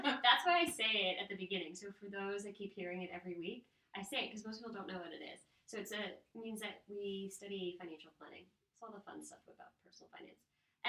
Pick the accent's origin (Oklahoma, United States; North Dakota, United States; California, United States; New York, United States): New York, United States; upstate; he has really driven home the point that I'm a country girl because I grew up upstate.